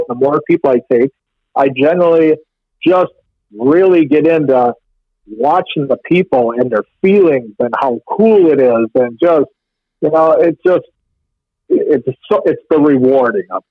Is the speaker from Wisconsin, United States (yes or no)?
yes; Pewaukee, Wisconsin, United States; I grew up in Pewaukee Lake. I'm 59 years old. I was lucky enough to live on the lake every summer of my whole life